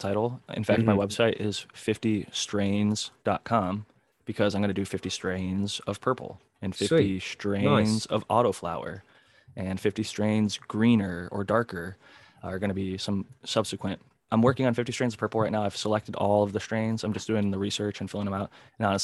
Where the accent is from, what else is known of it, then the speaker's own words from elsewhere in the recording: Ohio, United States; moved away as an adult; now in California, United States; when I was growing up in Ohio